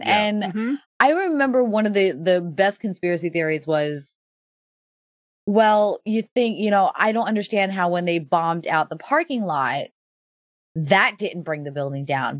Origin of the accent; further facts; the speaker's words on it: New York City, New York, United States; now in Bible Belt, United States; growing up in New York City